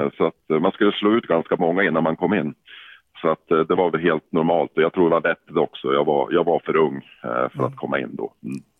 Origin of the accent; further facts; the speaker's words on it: Yxskaftkälen, Jämtland, Sweden; accent: Jämtland dialect; now in Umeå, Sweden; jag är jämtlänning i grund och botten. Född i en liten by som heter Yxskaftkärlen